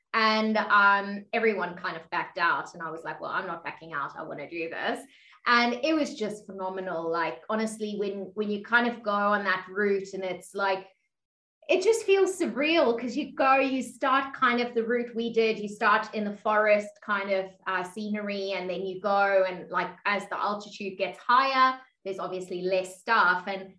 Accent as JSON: {"language": "English", "country": "South Africa", "also_born_or_lived": "Middle East", "lives_now": "Australia", "said": "Yeah, so as Jonathan was saying, like … I'm originally from South Africa, and I've kind of lived all over the world. I spent quite a few years in the Middle East as well as in Australia, where I'm currently."}